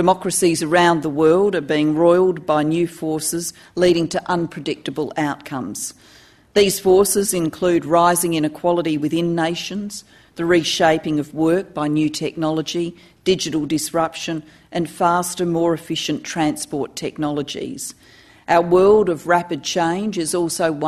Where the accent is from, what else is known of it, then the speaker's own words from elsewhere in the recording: Adelaide, South Australia, Australia; also born or lived in Wales; my hometown of Adelaide